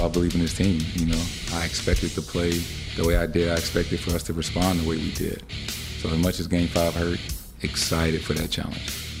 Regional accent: San Francisco, California, United States; growing up in San Francisco

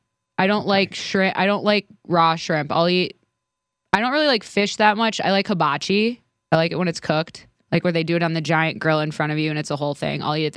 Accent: Midwest, United States; I'm from the Midwest.

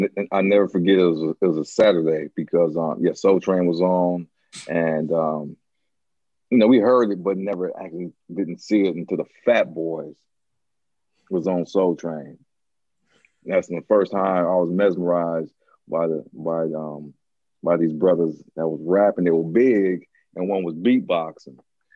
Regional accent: Los Angeles, California, United States; also born or lived in Lomita, California / San Pedro, California; I grew up in Harbor City and Lomita. And San Pedro, I grew up in three different areas right there. San Pedro, Harbor City, and Lomita. That's where I grew up at. But my roots are in Harbor City.

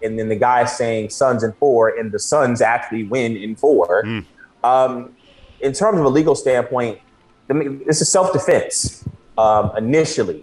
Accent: Chicago, Illinois, United States; I'm from Chicago.

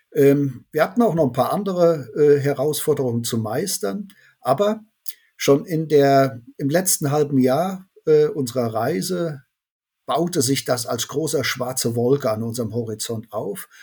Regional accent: Cologne, North Rhine-Westphalia, Germany; wir kommen aus Köln

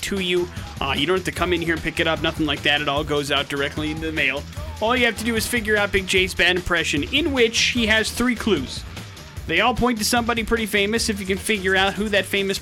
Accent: Wisconsin, United States; my home state of Wisconsin

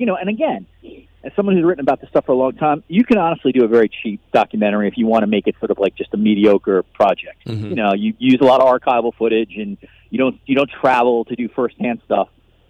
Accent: New York, United States; as I'm a New Yorker

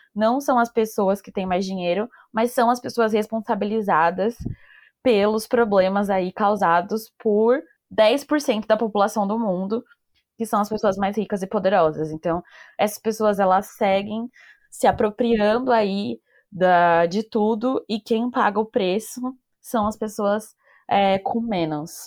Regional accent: São Paulo, Brazil; eu sou de São Paulo

